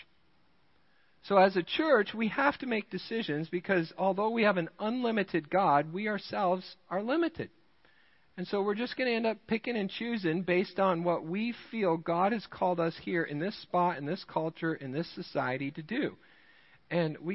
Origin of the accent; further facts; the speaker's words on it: Rochester, Minnesota, United States; now in Midland, United States; I grew up in Rochester, Minnesota, the home of Mayo Clinic